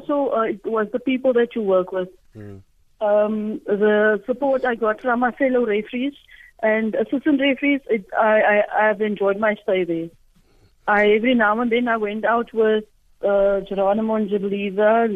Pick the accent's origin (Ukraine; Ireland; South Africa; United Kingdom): South Africa; Port Elizabeth, Eastern Cape; I am from Shorterville.